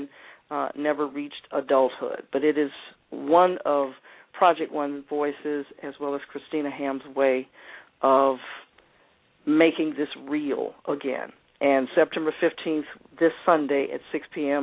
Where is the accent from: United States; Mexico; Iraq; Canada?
United States; Atlanta, Georgia; I was raised here in Atlanta